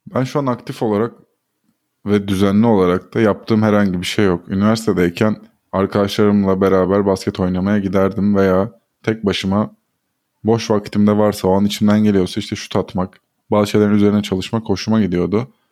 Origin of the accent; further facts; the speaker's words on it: Istanbul, Turkey; Bizim ortaokulumuz e, Galatasaray Spor Kulübü'nün Florya'daki e, kompleksine yakındı